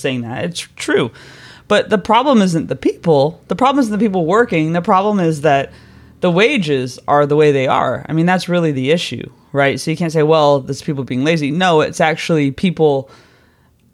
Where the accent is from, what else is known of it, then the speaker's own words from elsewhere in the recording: United States; moved away as an adult; now in London, United Kingdom; I'm American